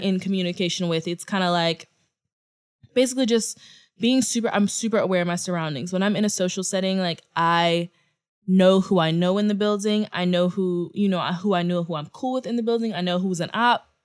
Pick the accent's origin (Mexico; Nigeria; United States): United States; Houston, Texas; now in New York, United States; I say Houston